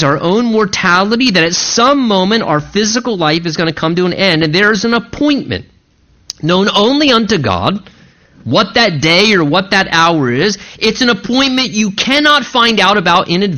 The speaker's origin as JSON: {"language": "English", "country": "United States", "said": "as American people"}